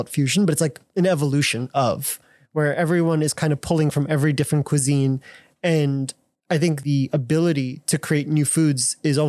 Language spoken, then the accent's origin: English; Rockland County, New York, United States; moved away as an adult; now in Taiwan; it's actually where I grew up in Rockland County, New York.